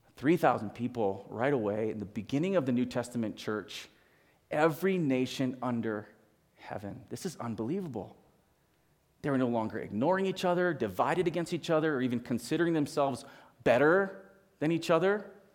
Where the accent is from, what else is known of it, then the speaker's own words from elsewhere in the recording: Hawaii, United States; moved away; I, I grew up in Hawaii